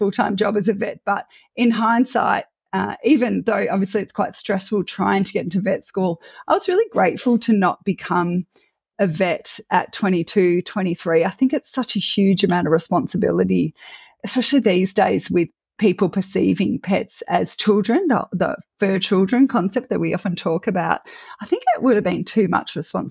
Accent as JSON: {"language": "English", "town": "Melbourne", "region": "Victoria", "country": "Australia", "tie": "born or raised there", "said": "I am Australian born and bred. So coming to you from Australia, I grew up in Melbourne and spent most"}